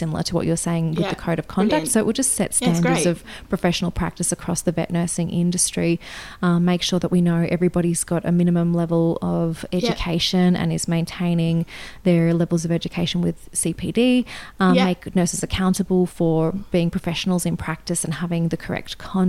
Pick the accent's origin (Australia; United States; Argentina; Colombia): Australia; accent: Australian